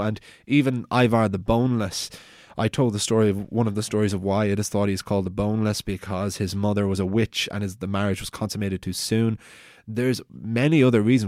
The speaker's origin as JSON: {"language": "English", "town": "Wicklow", "region": "Leinster", "country": "Ireland", "said": "I'm from Wicklow, which is a Viking town"}